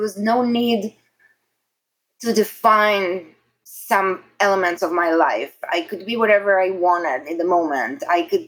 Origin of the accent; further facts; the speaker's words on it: Israel; accent: Israeli; English is a second language; moved away as an adult; now in New York City, United States; I'm very Israeli. It's very obvious with my accent and my behavior